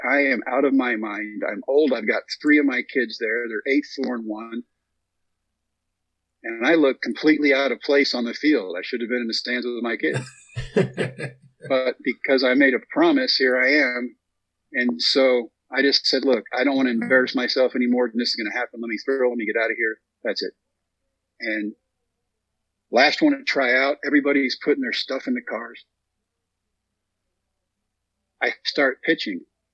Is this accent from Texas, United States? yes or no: yes; Texas, United States; We come back to my home state of Texas, haven't been home in 3 months